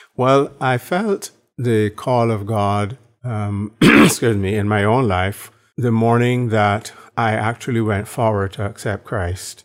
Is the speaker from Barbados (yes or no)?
yes; Barbados; moved away; born in Barbados